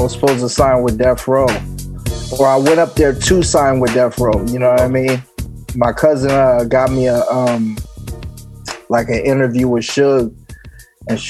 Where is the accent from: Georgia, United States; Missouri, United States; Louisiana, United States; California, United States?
California, United States; Los Angeles; also born or lived in Inglewood, California; I was born there, but I grew up in South Central for a while till I was like seven.